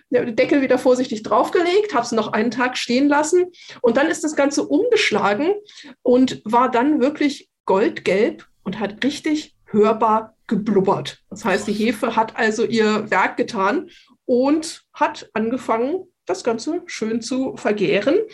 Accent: Munich, Bavaria, Germany; was uns ein wenig, ähm, würde ich sagen, geschockt hat als Münchner

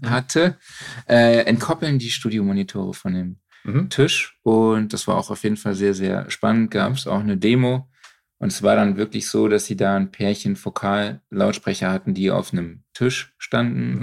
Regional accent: Cologne, North Rhine-Westphalia, Germany; als Kölner

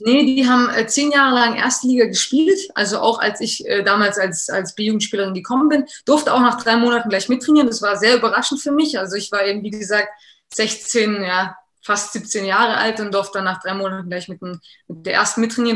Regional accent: Germany; Hier in Deutschland ist es schwierig immer gewesen, weil äh, du wirst halt als Deutsche gesehen

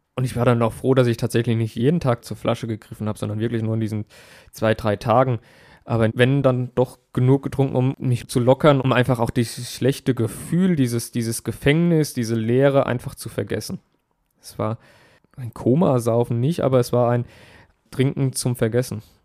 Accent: Aschaffenburg, Bavaria, Germany; Ich musste damals Aschaffenburg und meine Heimat neu erkunden

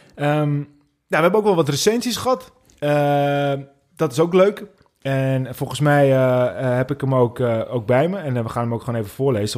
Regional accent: North Holland, Netherlands; accent: Noord-Hollands, West-Fries; We komen helemaal uit Noord-Holland

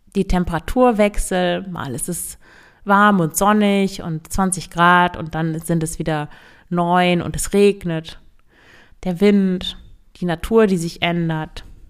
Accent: Northern Germany, Germany; Ich komme ja aus Norddeutschland

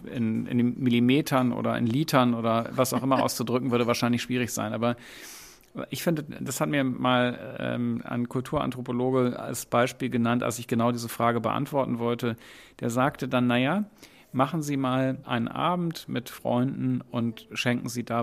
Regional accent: Bonn, North Rhine-Westphalia, Germany; Ich bin in Bonn aufgewachsen, in Dottendorf zuerst und dann nach einem Umzug im Alter von neun Jahren in Ückesdorf

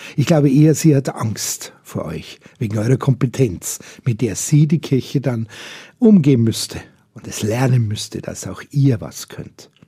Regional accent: Bavaria, Germany; bei uns in Bayern

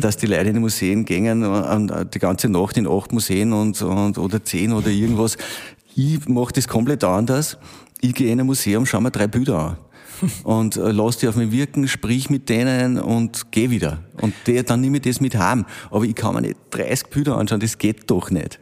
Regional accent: Braunau am Inn, Upper Austria, Austria; also born or lived in Linz; now in Wels, Austria; bin gebürtiger Braunauer

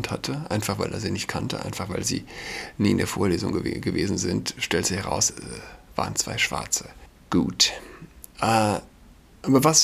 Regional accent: Saarland, Germany; now in Berlin, Germany; Ich bin Saarländer und ich kenne es nicht. Ja. Also, als ich ein Kind war, 31, als ich ein Kind war, gab es kein Halloween.

